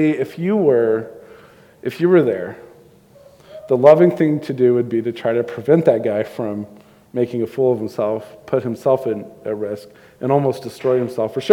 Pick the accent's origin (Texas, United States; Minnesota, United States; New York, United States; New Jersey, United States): Texas, United States; Houston; moved away; I grew up in Houston